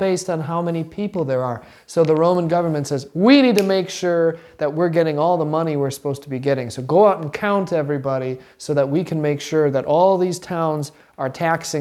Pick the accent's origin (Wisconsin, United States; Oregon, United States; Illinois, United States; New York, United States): Wisconsin, United States; also born or lived in Cincinnati, Ohio; I lived there for 1 week and then we moved to Wisconsin and I've been in Wisconsin the rest of my life.